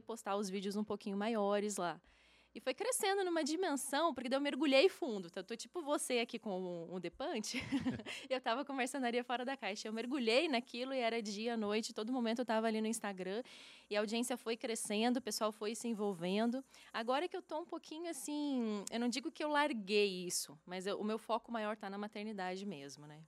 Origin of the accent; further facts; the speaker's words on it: Curitiba, Paraná, Brazil; now in Uberlândia, Brazil; eu nasci lá em Curitiba, no Paraná.